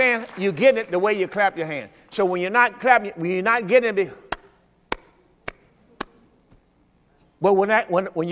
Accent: Mississippi, United States; I'm from Mississippi.

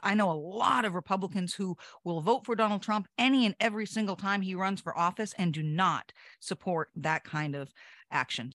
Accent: United States; as an American

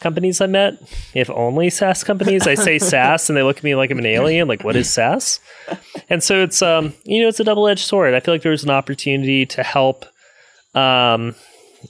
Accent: South Louisiana, United States; moved away as an adult; also born or lived in Chattanooga / Austin; now in Baton Rouge, United States; I'm from South Louisiana and from Louisiana in general

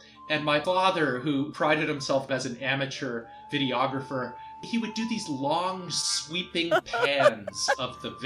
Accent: Toronto, Ontario, Canada; moved away; I grew up in Toronto

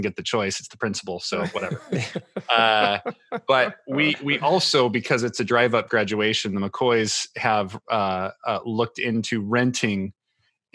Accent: Portland, Oregon, United States; moved away as an adult; also born or lived in Vancouver, Washington / Walla Walla, Washington; now in Ohio, United States; I grew up in the Portland, Vancouver area

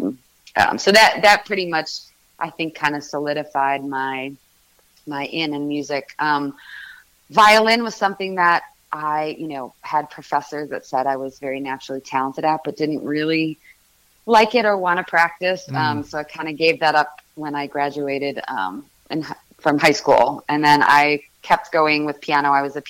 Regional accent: Chicago, Illinois, United States; also born or lived in Boston; now in Nashville, United States; I grew up in Chicago. Okay. I was born in a suburb of Chicago. The majority of my childhood was in Boston.

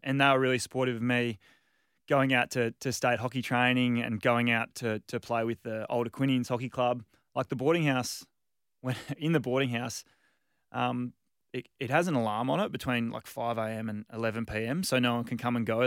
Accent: Margaret River, Western Australia, Australia; moved away; also born or lived in Perth; I was born in Perth, moved down to Margaret River when I was two.

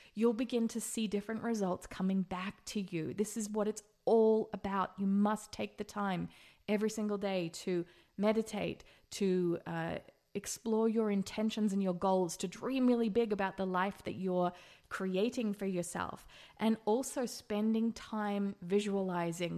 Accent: Australia; now in Las Vegas, United States; I'm also an Australian living in Las Vegas

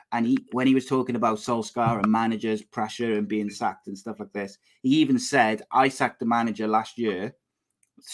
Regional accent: Wales, United Kingdom; Look, I as a Welsh football fan, and you won't hear me say this very often

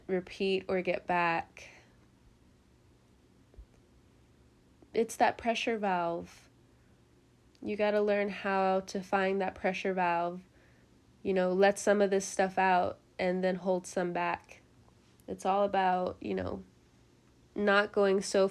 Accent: California, United States; now in the South, United States; I'm from California

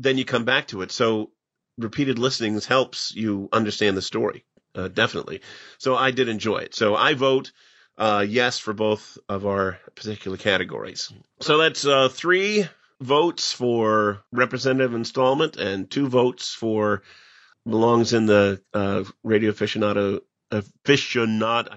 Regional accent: Pekin, Illinois, United States; my hometown

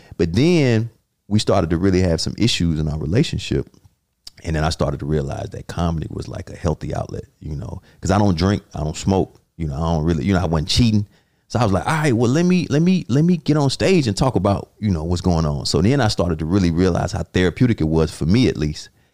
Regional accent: Atlanta, Georgia, United States; moved away; I'm from Southwest Atlanta

